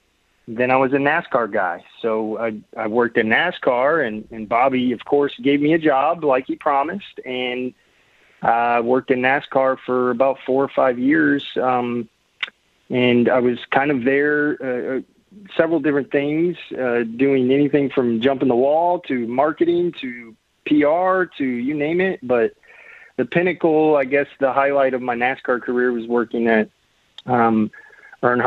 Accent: Sheffield, Illinois, United States; I'm from Illinois, and I grew up really in a small area called Sheffield that doesn't have more than probably 1,000 people.

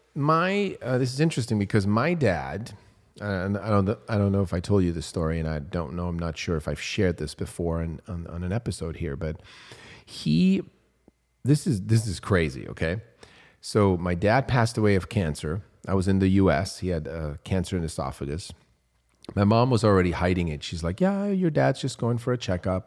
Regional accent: Switzerland; moved away; I grew up in Switzerland

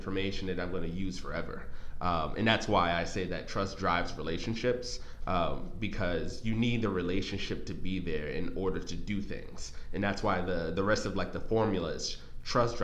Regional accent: New York City, New York, United States; I'm originally from New York City, as I would say, New York.

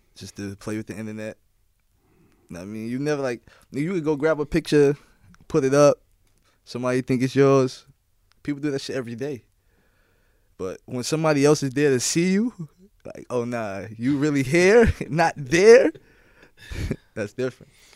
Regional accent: New York City, New York, United States; everyone knows I'm from Queens. Everyone knows I'm from New York

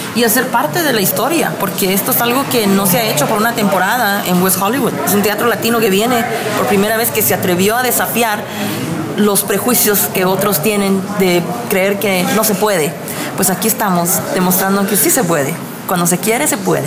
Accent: Guatemala; now in United States; Nací en Guatemala, fíjate, pero mis padres vienen de Mazatenango, Suchitepeques

